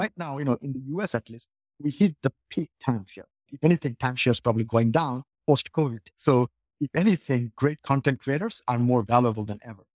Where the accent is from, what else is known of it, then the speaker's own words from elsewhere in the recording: Bangladesh; moved away as an adult; also born or lived in Colorado; now in United States; I grew up in Bangladesh, came here to college, and I, I went to school in Colorado